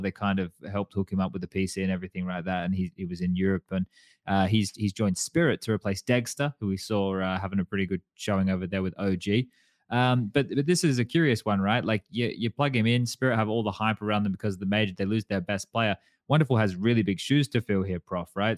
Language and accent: English; Australia; moved away; being Australian